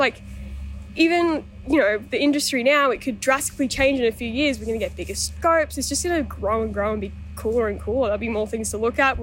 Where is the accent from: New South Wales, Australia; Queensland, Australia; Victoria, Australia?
Queensland, Australia; Toowoomba; moved away as an adult; from Toowoomba, so not too far out of here